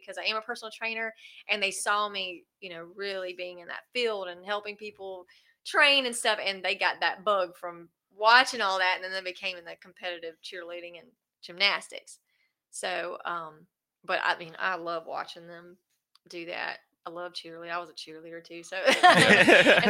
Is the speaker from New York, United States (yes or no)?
no; West Columbia, South Carolina, United States; also born or lived in Leesville; I grew up in West Columbia